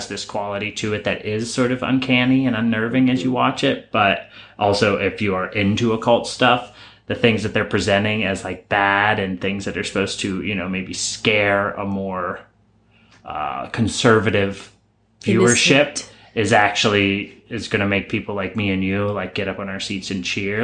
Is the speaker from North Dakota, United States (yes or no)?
no; Pittsburgh, Pennsylvania, United States; we're from Pittsburgh